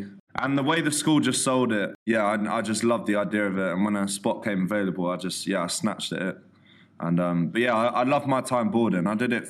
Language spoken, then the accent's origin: English; Worthing, South East England, United Kingdom; I grew up in Worthing.